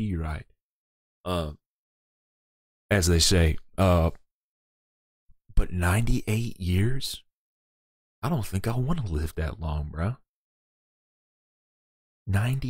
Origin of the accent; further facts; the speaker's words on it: the South, United States; I'm from the South. And I don't have that hardcore of an accent.